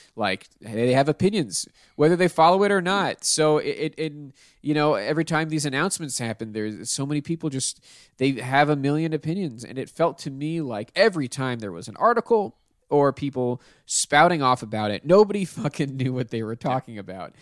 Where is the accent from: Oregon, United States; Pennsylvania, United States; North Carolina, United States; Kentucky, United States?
Pennsylvania, United States; Pittsburgh; moved away; I'm from Pittsburgh